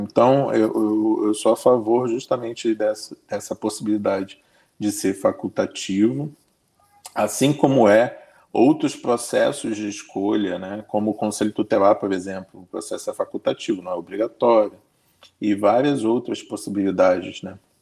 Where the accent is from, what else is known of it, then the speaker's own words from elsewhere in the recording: Brazil; Todos nós somos brasileiros